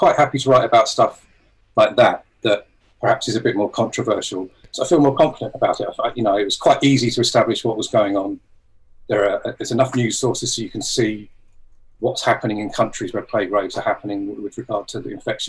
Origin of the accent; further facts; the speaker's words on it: Bury St Edmunds, East of England, United Kingdom; also born or lived in London; now in Brighton, United Kingdom; I was brought up in Bury St Edmunds in Suffolk, but we moved here. Okay. I moved to London for a long time, and then we moved here maybe 15, 16 years ago.